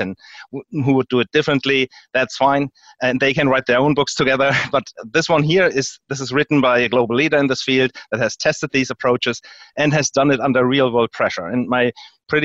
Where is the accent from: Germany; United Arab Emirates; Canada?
Germany; moved away as an adult; also born or lived in United States; now in Houston, United States; I was born here, but I grew up in Europe and Germany